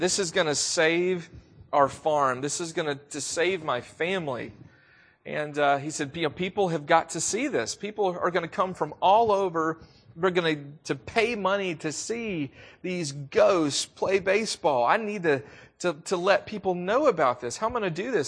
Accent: the South, United States; accent: southern; I am from the South. If you didn't already know that, you probably can hear it in my voice.

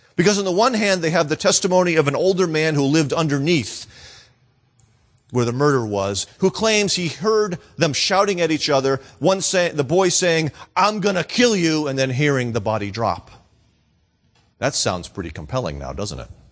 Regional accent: Lawrence, Massachusetts, United States; moved away; also born or lived in Florida; Lawrence, Massachusetts

